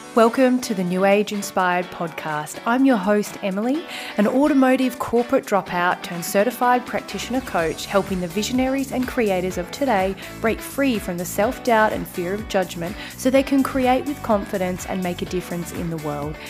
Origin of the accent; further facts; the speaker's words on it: Bunbury, Western Australia, Australia; moved away as an adult; now in Perth, Australia; I left my hometown in Bunbury, W A, to move to Perth